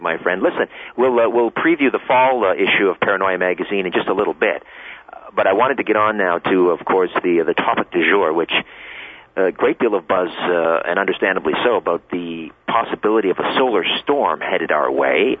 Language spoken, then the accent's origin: English; Canada; I'm a Canadian boy